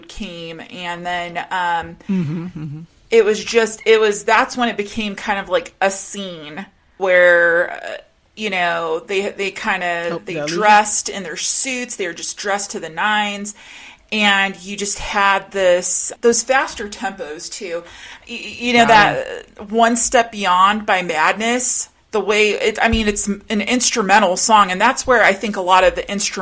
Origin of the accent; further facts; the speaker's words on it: Rocky Mountains, United States; me being a girl, a teenager growing up in the Rocky Mountains